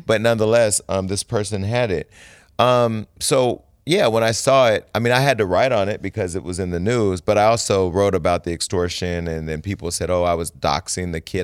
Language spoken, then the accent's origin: English; Stockton, California, United States; moved away; Stockton, California, my hometown